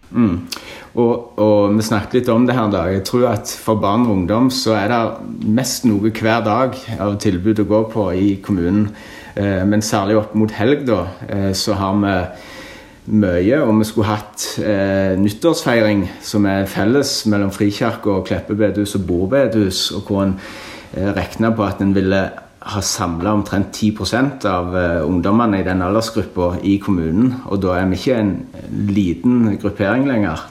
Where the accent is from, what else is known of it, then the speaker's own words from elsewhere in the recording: Norway; jeg er norsk borger, vi er en del av det norske samfunn, betaler skatt til Norge.